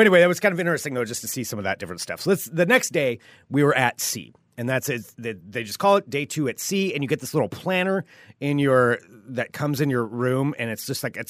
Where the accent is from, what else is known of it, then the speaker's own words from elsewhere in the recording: Pacific Northwest, United States; You know, we're from the Northwest. It didn't bother us that much.